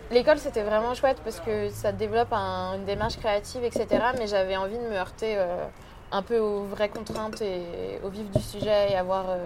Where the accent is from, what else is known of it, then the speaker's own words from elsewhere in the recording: France; also born or lived in Australia; je suis née en Australie. Et je suis arrivée en France quand j'avais deux ans. Et euh, j'ai passé 12 euh, ans de ma vie en banlieue.